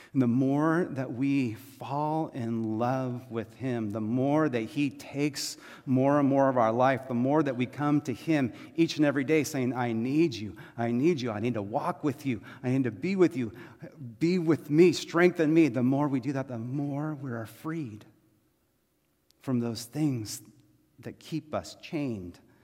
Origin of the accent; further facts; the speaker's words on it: Texas, United States; I was born in Texas, right? I'm American and Texan